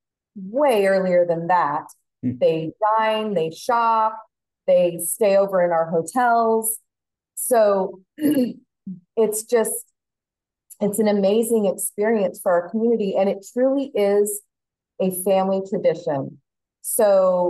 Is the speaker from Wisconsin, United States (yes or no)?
no; Turlock, California, United States; now in Folsom, United States; I grew up in Turlock